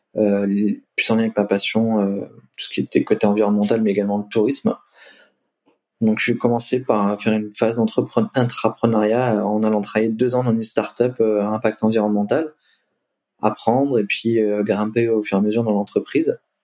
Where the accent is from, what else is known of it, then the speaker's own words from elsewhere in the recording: Limoges, Nouvelle-Aquitaine, France; moved away as an adult; also born or lived in Lyon / Australia; je suis originaire de Limoges